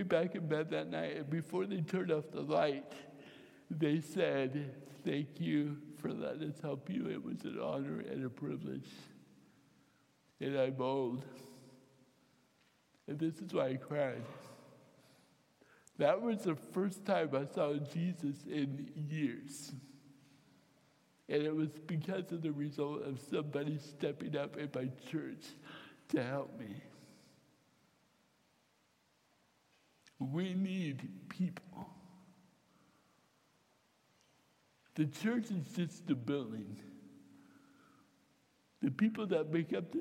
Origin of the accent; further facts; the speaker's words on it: Fairfield, United States; I grew up with them in Fairfield